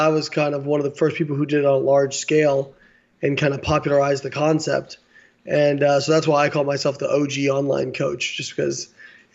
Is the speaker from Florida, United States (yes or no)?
no; Evansville, Indiana, United States; moved away; I grew up in Evansville, Indiana.